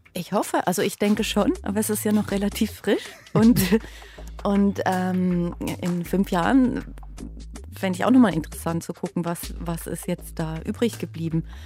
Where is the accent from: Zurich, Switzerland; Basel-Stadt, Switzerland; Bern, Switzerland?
Basel-Stadt, Switzerland; Basel; moved away as an adult; Basel ist meine Heimatstadt und da habe ich die ersten 30 Jahre meines Lebens gelebt